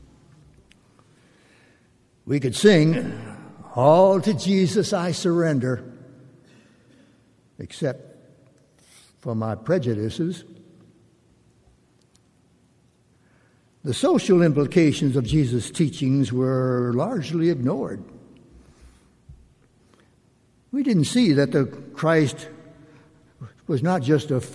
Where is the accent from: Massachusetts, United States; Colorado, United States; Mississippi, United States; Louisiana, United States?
Mississippi, United States; moved away; I was from Mississippi